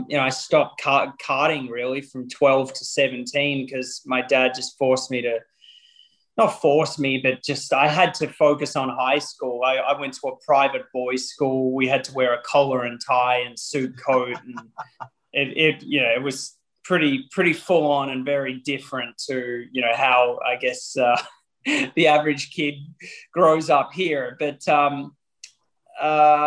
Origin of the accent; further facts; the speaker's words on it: Melbourne, Victoria, Australia; my hometown of Melbourne